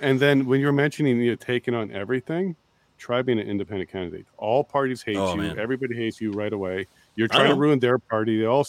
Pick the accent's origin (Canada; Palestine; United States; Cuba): Canada; I'm Canadian.